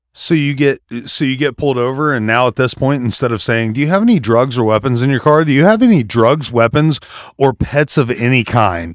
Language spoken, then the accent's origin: English; West Virginia, United States; I'm from West Virginia